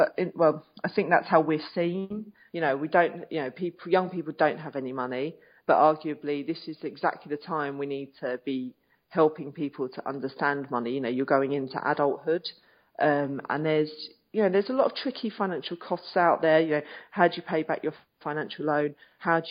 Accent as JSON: {"language": "English", "country": "United Kingdom", "said": "Being British"}